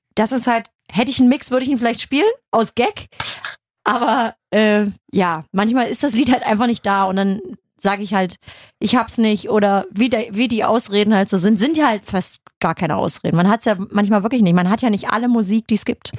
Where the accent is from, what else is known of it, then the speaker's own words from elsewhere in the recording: Germany; bei uns in Deutschland